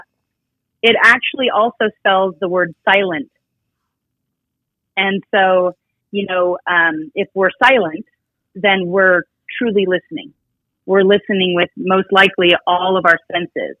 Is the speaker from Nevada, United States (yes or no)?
yes; Reno, Nevada, United States; I'm born and raised here in Reno, Nevada